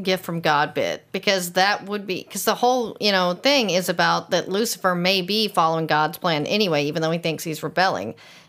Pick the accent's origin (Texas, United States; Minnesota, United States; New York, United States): Texas, United States; East; Yeah, I'm from East Texas.